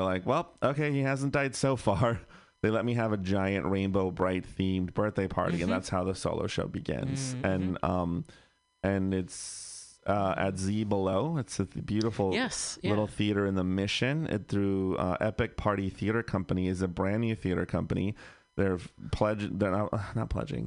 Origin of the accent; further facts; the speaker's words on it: Bay Area, California, United States; I grew up in the Bay Area, so mm-hmm. I was pretty lucky to live in a liberal bubble-ish.